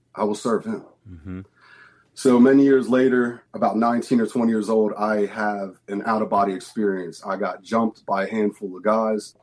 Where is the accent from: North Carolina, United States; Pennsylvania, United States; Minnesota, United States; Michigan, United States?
Pennsylvania, United States; outside of Philadelphia; we grew up outside of Philadelphia